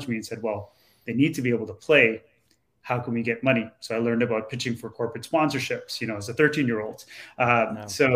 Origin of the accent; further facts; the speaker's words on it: Toronto, Ontario, Canada; where I grew up in Toronto, sort of a lower income area of Toronto now